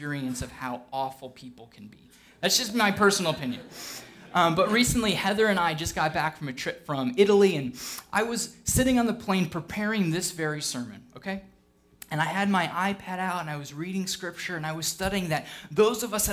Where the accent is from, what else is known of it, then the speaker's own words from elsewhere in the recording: United Kingdom; I'm British